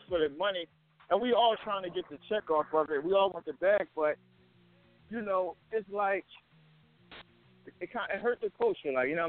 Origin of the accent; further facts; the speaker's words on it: Philadelphia, Pennsylvania, United States; I'm from Philadelphia